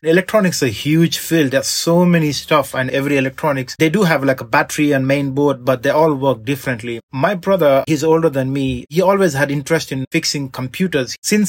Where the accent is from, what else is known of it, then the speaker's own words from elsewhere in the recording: India; moved away as an adult; now in London, United Kingdom; when I moved to London from India, I was studying, and I wanted to do some part-time job while I was studying.